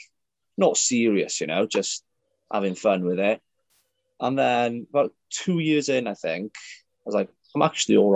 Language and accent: English; North Wales, United Kingdom; also born or lived in Aberystwyth; So originally I'm from North Wales